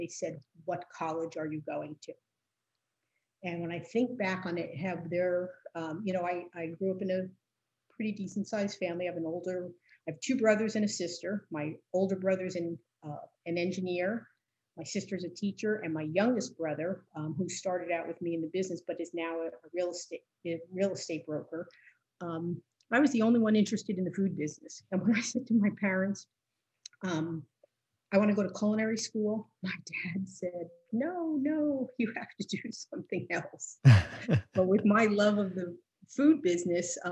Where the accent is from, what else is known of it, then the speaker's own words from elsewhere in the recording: Northern New Jersey, United States; I grew up in Northern Jersey. So I'm a definite city girl. We were born and raised in the city.